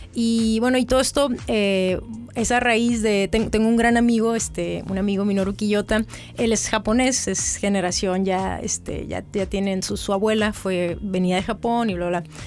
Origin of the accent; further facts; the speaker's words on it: Mexicali, Baja California, Mexico; also born or lived in Calexico, California, United States; soy eh, mexicalense, mexicalense y un poco fronteriza porque también eh, soy nacida aquí, pero pasé un, buen tiempo de mi adolescencia en Caléxico